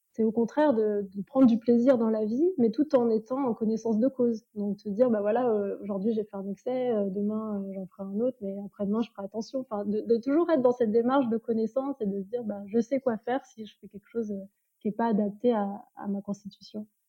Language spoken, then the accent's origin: French; France; je suis née en France